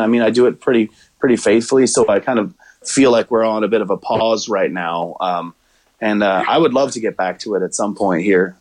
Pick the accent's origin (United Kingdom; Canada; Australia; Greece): Canada; Pembroke, Ontario; moved away as an adult; now in Hendersonville, Tennessee, United States; I host in my hometown of Pembroke.